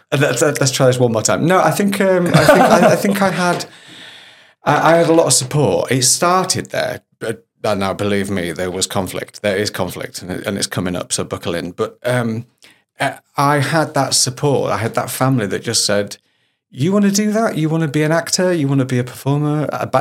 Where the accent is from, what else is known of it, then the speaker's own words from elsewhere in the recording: Hull, Yorkshire and the Humber, United Kingdom; When I start to talk about my hometown of Hull, I do get a little bit stronger. But I've standardised my accent.